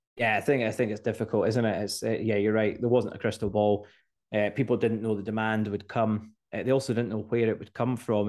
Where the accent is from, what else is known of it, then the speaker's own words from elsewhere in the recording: Scotland, United Kingdom; as Scottish people